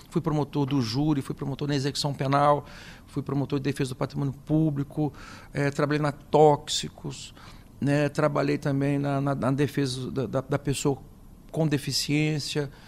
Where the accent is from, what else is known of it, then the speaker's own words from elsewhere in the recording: Tupã, São Paulo, Brazil; also born or lived in Adamantina; Eu sou do interior do estado de São Paulo, nasci numa cidade chamada Adamantina, na Alta Paulista, e me criei em Tupã.